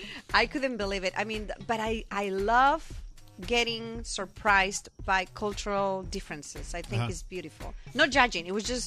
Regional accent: Monzón, Aragon, Spain; moved away as an adult; now in California, United States; And raised in Spain. I'm from Spain. My family everybody's there.

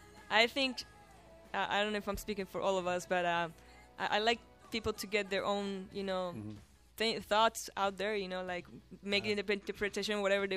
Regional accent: Colombia; English is a second language; moved away; I'm from Colombia.

